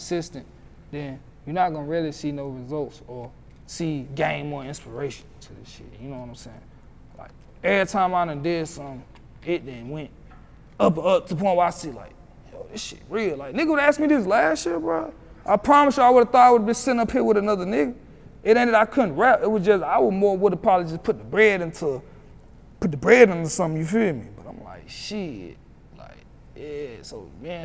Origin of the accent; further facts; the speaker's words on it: Roxboro, North Carolina, United States; my city's so small, like, I'm from Roxborough. Mm-hmm. Roxborough, North Carolina